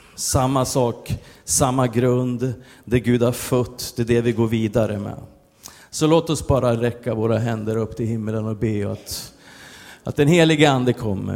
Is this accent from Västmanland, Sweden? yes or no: yes; Västerås, Västmanland, Sweden; jag kommer från Västerås